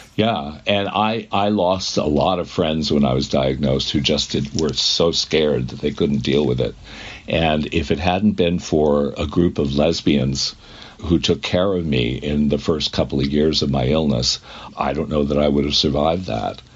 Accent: New England, United States; I'm from New England.

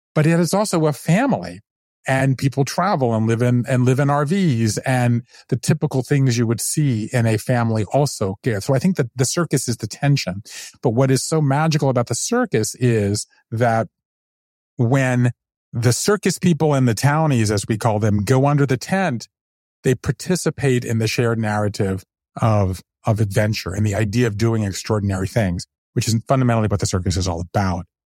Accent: Savannah, Georgia, United States; born or raised there; moved away as an adult; also born or lived in New Haven, Connecticut / Japan; now in Brooklyn, United States

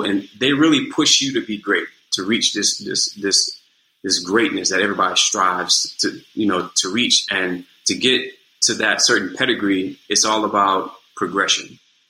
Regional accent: New Orleans, Louisiana, United States; accent: New Orleans accent; moved away as an adult; also born or lived in New York; I'm from New Orleans proper, man. I'm from the East.

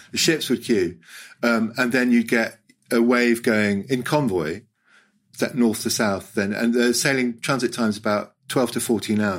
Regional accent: Hong Kong; I grew up in Hong Kong, and in 1967 we were do a holiday.

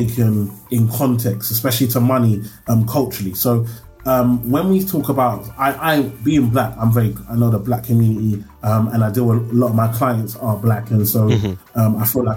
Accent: London, United Kingdom; when I come from Tower Hamlets, so we white, black, Asian, we're all poor. I always tell people, Tower Hamlets is a weird place

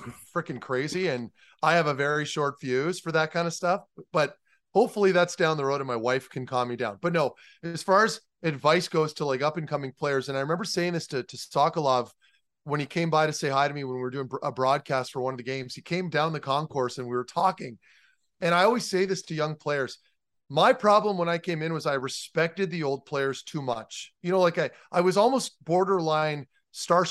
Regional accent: Ottawa, Ontario, Canada; playing in Ottawa, right? Like, you know, it's my hometown

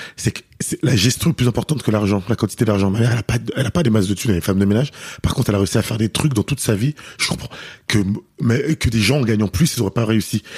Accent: Paris, Île-de-France, France; je suis parisien

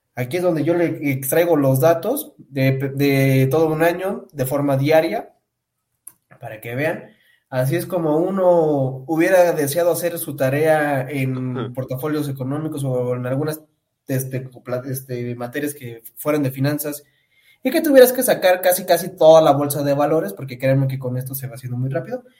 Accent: Pátzcuaro, Michoacán, Mexico; moved away; yo me fui a mi pueblito allá en Pátzcuaro

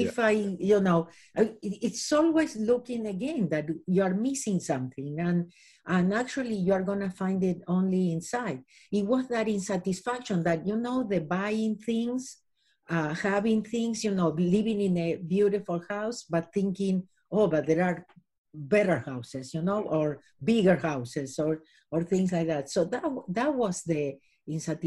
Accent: Argentina; moved away as an adult; now in Los Angeles, United States; I was born in Argentina. I lived here in Los Angeles for the last 37 years.

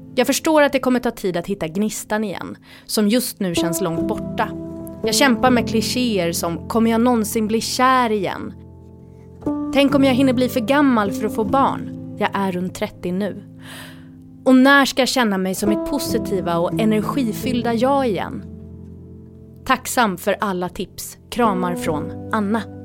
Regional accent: Gothenburg, Västra Götaland, Sweden; moved away as an adult; now in Stockholm, Sweden; Det är Göteborg jag är ifrån

